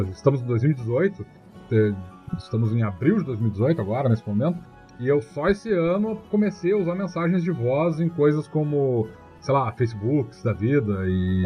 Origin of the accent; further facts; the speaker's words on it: Capão do Leão, Rio Grande do Sul, Brazil; eu sou do Capão do Leão